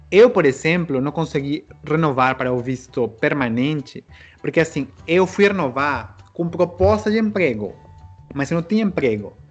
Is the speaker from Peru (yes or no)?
yes; Peru; Muita gente acha que sou chileno, argentino. Porque assim, eu tenho olho puxado, né? Um pouco, pela mistura indígena.